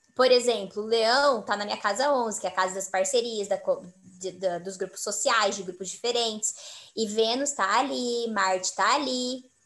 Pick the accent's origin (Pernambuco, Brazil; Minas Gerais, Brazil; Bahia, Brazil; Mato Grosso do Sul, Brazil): Mato Grosso do Sul, Brazil; eu sou de Mato Grosso do Sul